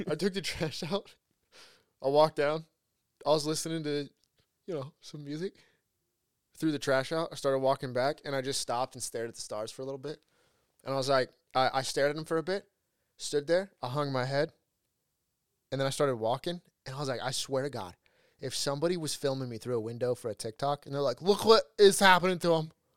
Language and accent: English; Huntington Beach, California, United States; moved away as an adult; also born or lived in Los Angeles; I moved from Huntington to L A for college